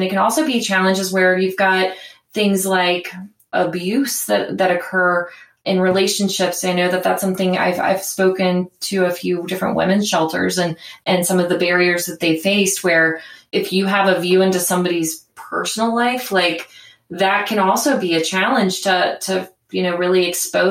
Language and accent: English; Cincinnati, Ohio, United States; my hometown in Cincinnati